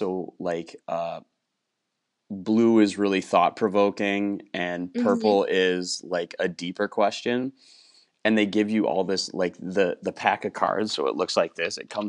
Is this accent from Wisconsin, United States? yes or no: yes; Wisconsin, United States; moved away as an adult; also born or lived in Houston, Texas; I grew up in Wisconsin, lived in Houston for 8 years. And then this is my first year back in Wisconsin.